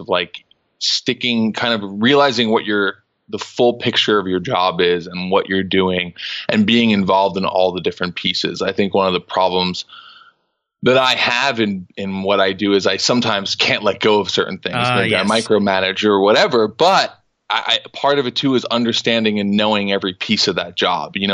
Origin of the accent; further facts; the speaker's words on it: New York City, New York, United States; I grew up in New York City